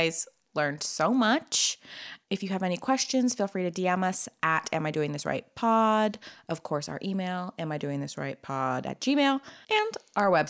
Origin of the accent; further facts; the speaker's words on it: Napa, California, United States; I'm from Napa